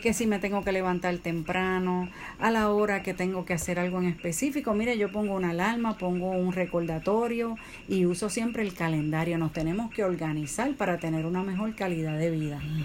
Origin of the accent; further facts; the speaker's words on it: Puerto Rico; nosotros somos de Puerto Rico